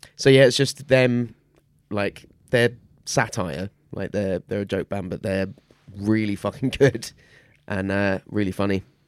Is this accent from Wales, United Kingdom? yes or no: yes; Newport, Wales, United Kingdom; also born or lived in England / Ireland; I moved there, as I said, when I was about ten, and I had an English slash Irish accent